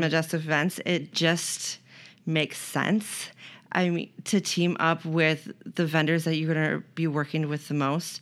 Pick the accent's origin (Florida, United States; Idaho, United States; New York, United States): New York, United States; Otana; moved away as an adult; now in Rochester, United States; I grew up in Otana